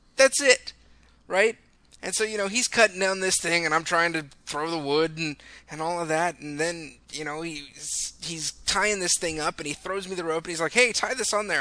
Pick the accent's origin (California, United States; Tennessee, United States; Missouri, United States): California, United States; I'm from California